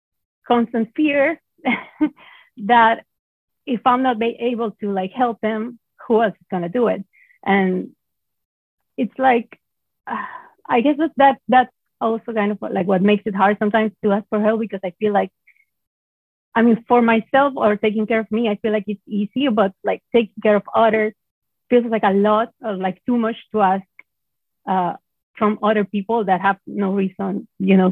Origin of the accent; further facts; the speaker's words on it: Venezuela; moved away as an adult; I'm originally from Venezuela